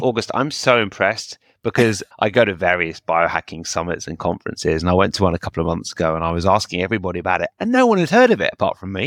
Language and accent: English; United Kingdom; I'm very British